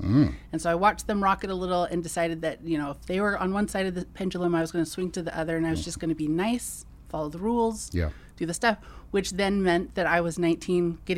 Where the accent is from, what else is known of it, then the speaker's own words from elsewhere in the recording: California, United States; So I grew up in the Bay Area, Silicon Valley.